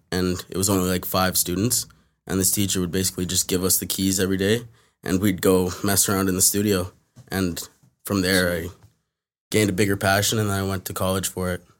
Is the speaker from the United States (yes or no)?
no; Toronto, Ontario, Canada; I grew up in, like, in Toronto, like, West End, near, like, Rogers Road